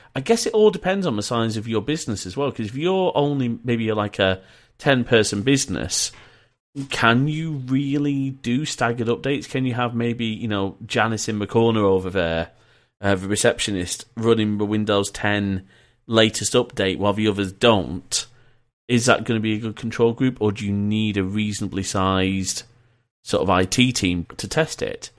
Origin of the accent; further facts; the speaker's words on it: Leeds, Yorkshire and the Humber, United Kingdom; also born or lived in Preston; I was born in Preston and we moved to Leeds